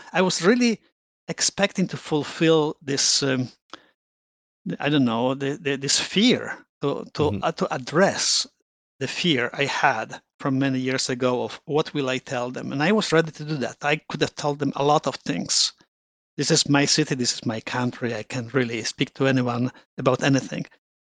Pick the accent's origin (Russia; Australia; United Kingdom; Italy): Italy; Rome, Lazio; moved away as an adult; now in Toronto, Canada; When I landed in Canada 30 years ago, and I came from Rome.